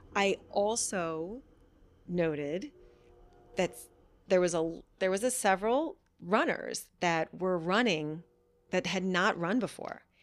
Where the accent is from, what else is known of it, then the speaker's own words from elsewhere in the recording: Vermont, United States; I grew up in Vermont